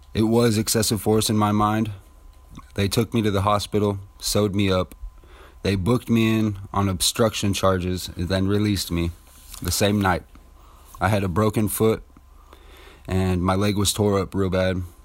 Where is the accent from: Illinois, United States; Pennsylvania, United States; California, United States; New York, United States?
California, United States; Ceres; also born or lived in Modesto; I was raised in the Central Valley of California, more specifically Ceres and Modesto area